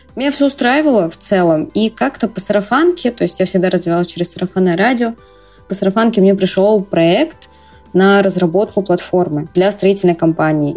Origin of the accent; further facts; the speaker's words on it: Bryansk, Bryansk Oblast, Russia; moved away as an adult; now in Moscow, Russia; Сама я два года уже живу в Москве. Родилась в Брянске